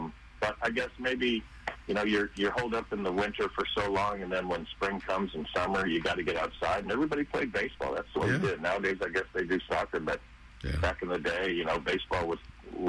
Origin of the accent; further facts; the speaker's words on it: Solon, Ohio, United States; moved away as an adult; also born or lived in Cleveland, Ohio / Dallas, Texas; I grew up outside of Cleveland on the southeast side and spent my teen years, or even before that, out in the Solon, Bainbridge area. Went to Solon High School.